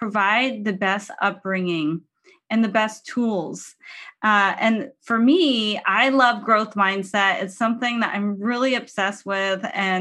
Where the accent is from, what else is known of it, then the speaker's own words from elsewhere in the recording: San Diego, California, United States; moved away; coming all the way from my hometown of San Diego, California.